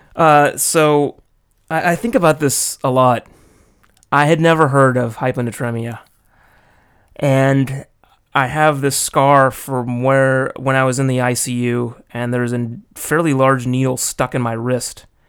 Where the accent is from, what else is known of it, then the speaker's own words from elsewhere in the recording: United States; moved away as an adult; now in Japan; growing up in the States